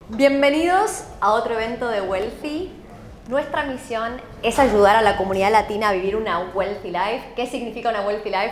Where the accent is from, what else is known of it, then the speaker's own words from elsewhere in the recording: Argentina; now in Australia; Soy argentina